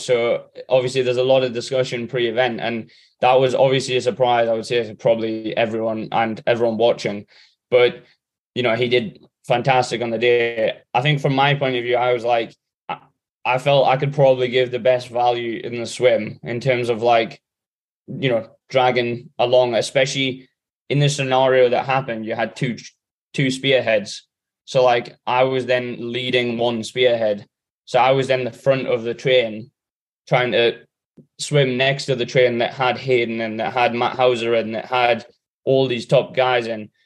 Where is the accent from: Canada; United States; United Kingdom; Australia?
United Kingdom; England; me, Sam, and Alex being the English guys